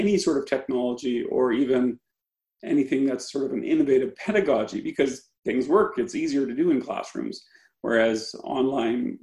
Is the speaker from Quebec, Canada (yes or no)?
no; Saskatchewan, Canada; I'm from Saskatchewan, so I'm an outsider.